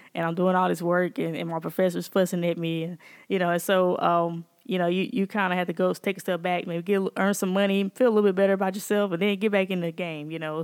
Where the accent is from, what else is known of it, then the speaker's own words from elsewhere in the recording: Jackson, Mississippi, United States; I'm born and raised here in Jackson, and I am, uh, a product of Shady Oaks area.